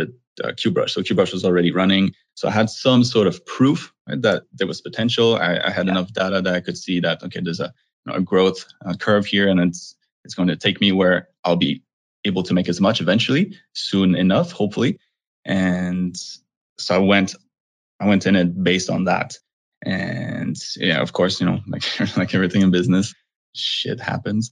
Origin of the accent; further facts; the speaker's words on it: Montreal, Quebec, Canada; moved away as an adult; I'm originally from Montreal, Canada